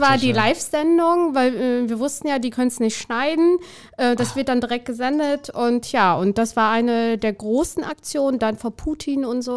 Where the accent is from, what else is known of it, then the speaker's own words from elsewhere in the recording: Siegen, North Rhine-Westphalia, Germany; also born or lived in Albania (birth country); In Siegen, wo ich aufgewachsen bin und heute noch häufig bin